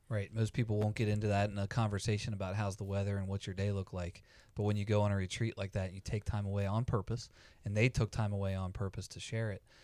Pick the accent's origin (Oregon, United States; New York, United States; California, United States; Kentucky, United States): Kentucky, United States; Campbell County; born and raised in Campbell County, Kentucky, lived, uh, here my entire life